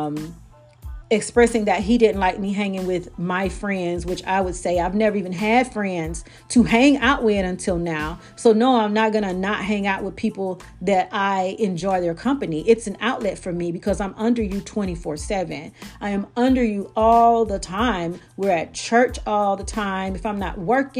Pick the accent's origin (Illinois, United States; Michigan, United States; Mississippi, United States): Mississippi, United States; Brookhaven; moved away; also born or lived in Bogalusa, Louisiana; I'm not from Bogalusa. I'm from Brookhaven, Mississippi.